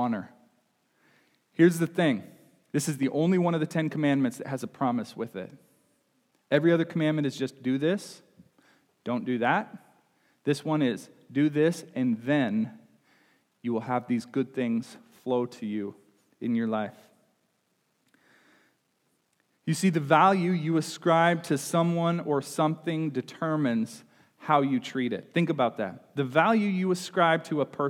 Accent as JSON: {"language": "English", "region": "Nebraska", "country": "United States", "tie": "born or raised there", "moved": "yes", "lives_now": "Illinois, United States", "said": "we say cuss in Nebraska. I think we say curse here in Illinois, but that's I grew up in Nebraska"}